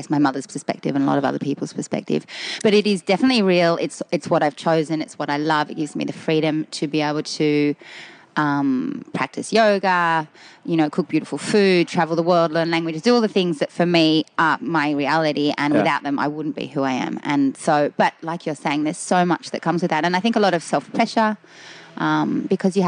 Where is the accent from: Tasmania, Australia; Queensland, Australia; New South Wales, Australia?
New South Wales, Australia; Galston; also born or lived in Austria / Germany; The main one that I went to was in Galston, which at the time was country, which is now subdivided, lovely red brick houses.